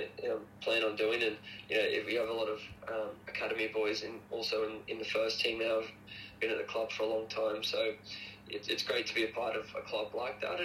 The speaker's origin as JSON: {"language": "English", "town": "Toowoomba", "region": "Queensland", "country": "Australia", "said": "I'm actually from Toowoomba"}